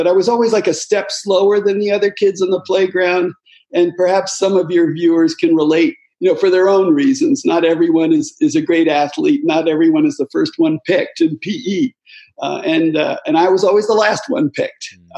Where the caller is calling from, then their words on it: Chapel Hill, North Carolina, United States; My home is in Chapel Hill, North Carolina.